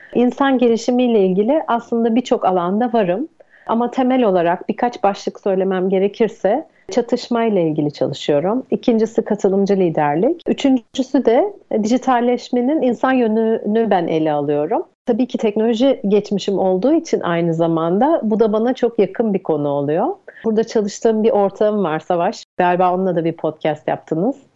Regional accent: Izmir, Turkey; moved away; also born or lived in Istanbul; İzmirliyim. Bornova Anadolu Lisesi'ni bitirdim

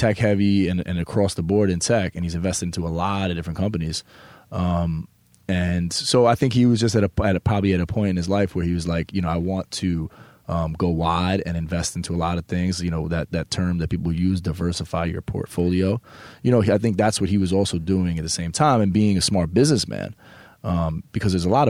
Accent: New York, United States; a New York guy, that there's something a little bit different sometimes about us. And, you know, growing up in New York, you know, you move a different way.

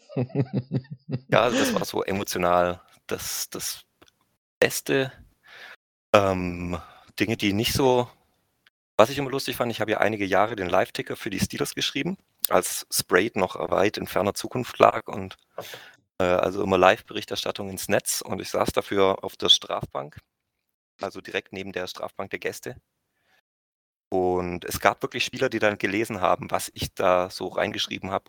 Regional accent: Bietigheim-Bissingen, Baden-Württemberg, Germany; Ich bin in Bietigheim geboren, ich bin in Bietigheim aufgewachsen und ich lebe in Bietigheim.

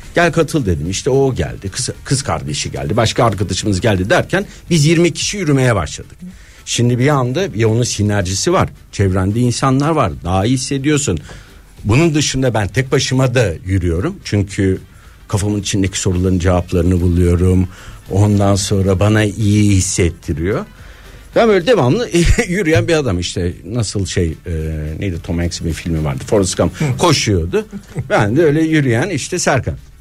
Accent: Istanbul, Turkey; moved away as an adult; also born or lived in Bodrum; doğup büyüdüğüm yer Moda'ya dönmüştüm

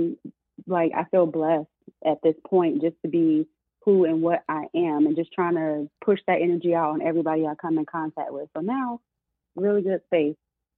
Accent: Atlanta, Georgia, United States; I'm from Atlanta

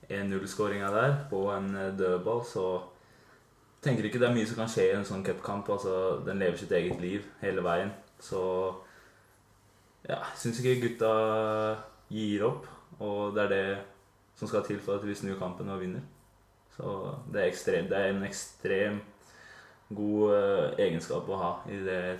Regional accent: Drammen, Buskerud, Norway; moved away; der jeg kommer fra, fra Drammen

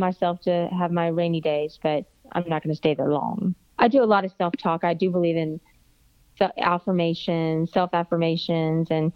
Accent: Florida, United States; moved away as an adult; now in Alabama, United States; I'm from Florida and I thought I was coming up here to Alabama, which was north to me

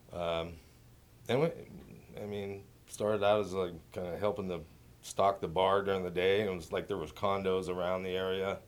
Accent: Ashland, Oregon, United States; also born or lived in Lynwood, California; From Ashland, yeah, I grew up there, went through the school system

